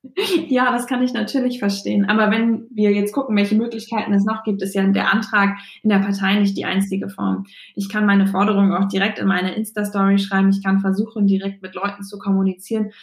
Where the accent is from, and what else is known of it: Bremen, Germany; born or raised there; also born or lived in Kiel